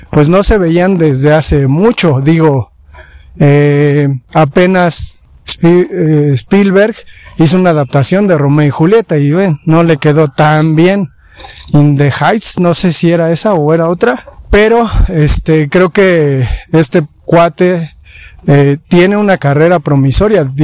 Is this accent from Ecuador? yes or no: no; Mexico; como mexicanos nos acercamos al mundo indígena